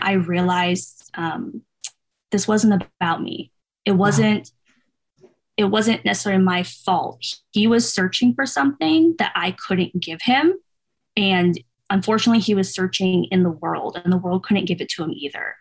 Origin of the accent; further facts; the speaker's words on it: outside the Bay Area, Northern California, United States; moved away as an adult; also born or lived in San Diego; I'm originally from California. I grew up in Northern California, kind of outside the Bay Area near like Oakland, San Francisco.